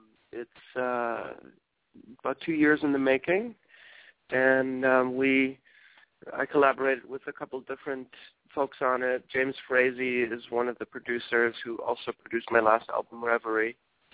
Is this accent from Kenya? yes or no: yes; Nairobi, Kenya; also born or lived in Germany / Johannesburg, South Africa; now in United States; I was born in Germany and then raised in Kenya, Nairobi, Kenya, and in Johannesburg, South Africa. My dad worked for a German company, and they moved him there.